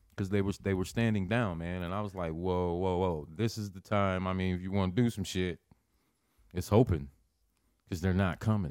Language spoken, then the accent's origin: English; Lincoln, Nebraska, United States; I'm born and raised in Lincoln